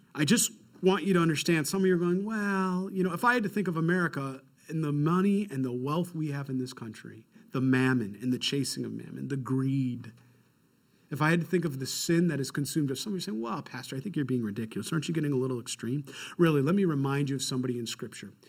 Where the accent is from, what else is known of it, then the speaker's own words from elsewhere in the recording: Rochester, New York, United States; I'm from Rochester, New York